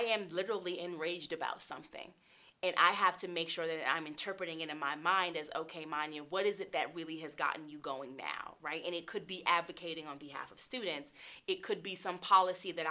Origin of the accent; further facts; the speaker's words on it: Charlotte, North Carolina, United States; moved away as an adult; now in Colorado Springs, United States; I'm from Charlotte, North Carolina.